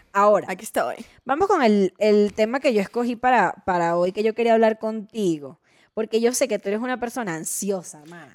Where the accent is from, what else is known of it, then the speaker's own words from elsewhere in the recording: Venezuela; now in Mexico; Estefanía y yo somos venezolanas